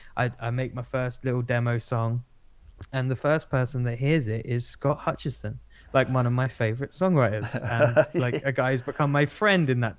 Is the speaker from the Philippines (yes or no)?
no; Essex, East of England, United Kingdom; accent: Essex; my own Essex accent